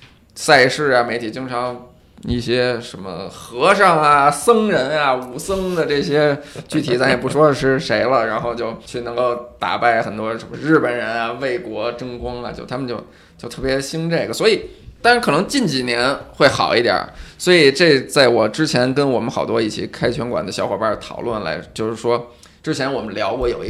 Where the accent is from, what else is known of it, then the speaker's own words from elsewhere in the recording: Shanghai, China; 那必须是顶级的这种大咖，我上海人才会买账。